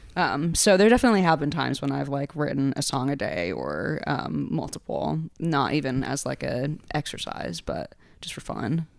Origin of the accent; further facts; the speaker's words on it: New Haven, Connecticut, United States; now in New York, United States; growing up in New Haven